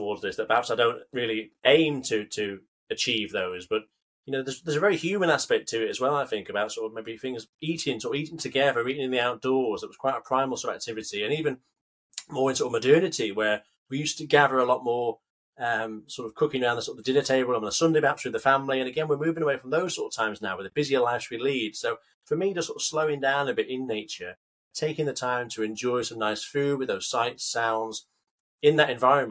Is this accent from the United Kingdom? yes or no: yes; Carlisle, North West England, United Kingdom; I'm brought up just outside the Lake District. So I'm from Carlisle originally